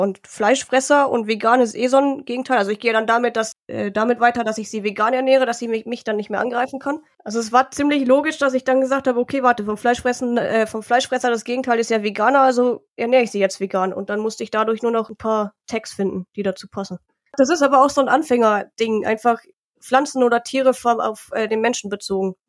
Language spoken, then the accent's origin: German; Harsewinkel, North Rhine-Westphalia, Germany; also born or lived in Munich; now in Augsburg, Germany; ich bin in Hasewinkel in Nordrhein-Westfalen halt aufgewachsen